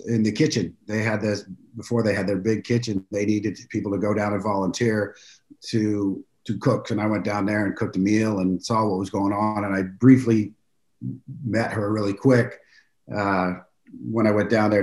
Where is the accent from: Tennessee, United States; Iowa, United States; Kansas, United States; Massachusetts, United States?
Kansas, United States; Mission; moved away as an adult; also born or lived in Los Angeles; I'm from Kansas City, born and raised in Mission, Kansas.